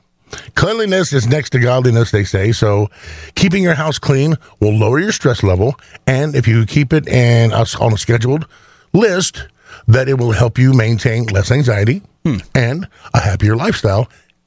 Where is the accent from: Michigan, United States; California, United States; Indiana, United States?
Indiana, United States; I'm from Indiana.